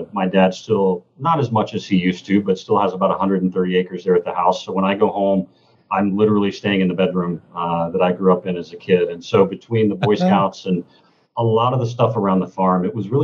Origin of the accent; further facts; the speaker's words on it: Kentucky, United States; moved away; also born or lived in Seattle / Chicago; growing up in Kentucky